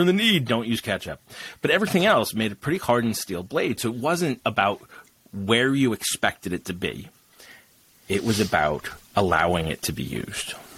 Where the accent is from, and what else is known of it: England, United Kingdom